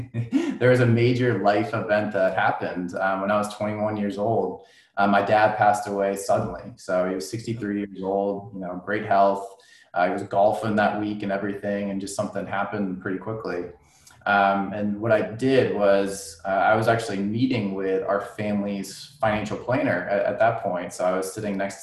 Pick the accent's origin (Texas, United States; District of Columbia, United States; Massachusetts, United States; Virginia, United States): Massachusetts, United States; Boxborough; I grew up in Boxborough, Massachusetts.